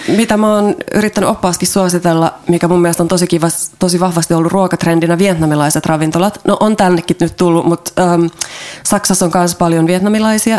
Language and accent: Finnish; Finland; moved away as an adult; also born or lived in Ireland; now in Germany; mä oon Suomesta